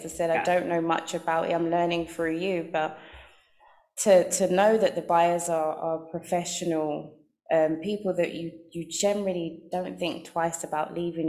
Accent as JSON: {"language": "English", "region": "London", "country": "United Kingdom", "tie": "born or raised there", "said": "being a girl growing up in London"}